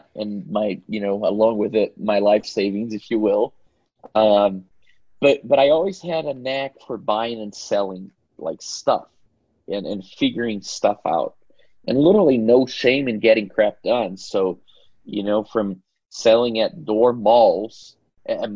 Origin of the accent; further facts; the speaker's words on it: Belo Horizonte, Minas Gerais, Brazil; moved away as an adult; also born or lived in Pasadena; I grew up in Belo Horizonte